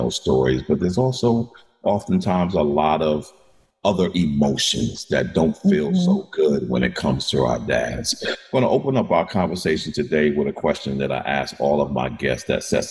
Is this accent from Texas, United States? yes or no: no; New York, United States; I'm a New Yorker